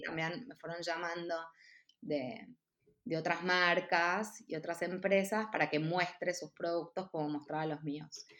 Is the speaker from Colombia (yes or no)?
no; Buenos Aires, Argentina; moved away as an adult; also born or lived in San Isidro / Mexico; nací en Buenos Aires, mm. em, en San Isidro. Después mis papás se separaron cuando yo era muy chiquita y me fui a vivir a Belgrano con mi mamá